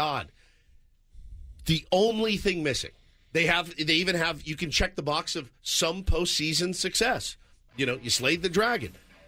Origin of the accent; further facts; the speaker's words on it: Dallas, Texas, United States; I grew up in Dallas